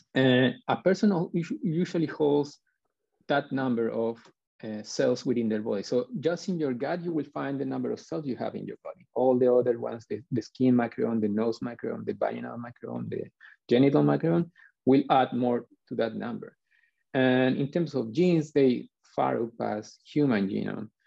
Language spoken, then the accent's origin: English; Chile; I'm from Chile